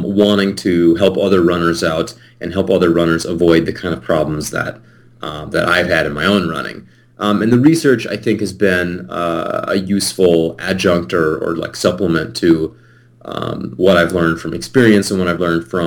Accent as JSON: {"language": "English", "town": "Eden Prairie", "region": "Minnesota", "country": "United States", "tie": "born or raised there", "said": "I was born and raised in Eden Prairie. It's a little suburb of the Twin Cities here in Minnesota."}